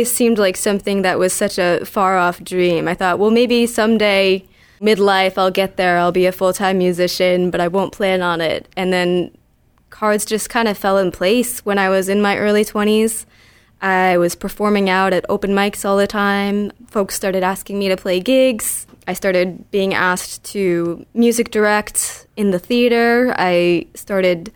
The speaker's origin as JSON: {"language": "English", "region": "Connecticut", "country": "United States", "tie": "born or raised there", "said": "I'm a born and raised Connecticut native."}